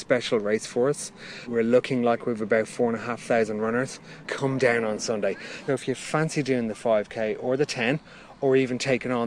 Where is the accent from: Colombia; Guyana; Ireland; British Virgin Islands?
Ireland; Dublin, Leinster; now in Reigate, United Kingdom; I'm from South Dublin, which I'm very proud to be, always was